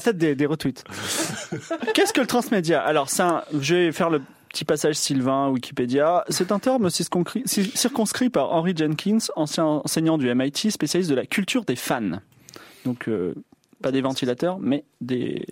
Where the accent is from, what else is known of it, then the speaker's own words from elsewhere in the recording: southern France, France; moved away as an adult; j'ai vécu mes 19 premières années à 800 km de Paris